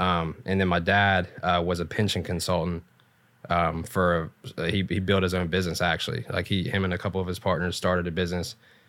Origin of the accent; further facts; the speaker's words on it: Ironton, Ohio, United States; Ironton, Ohio.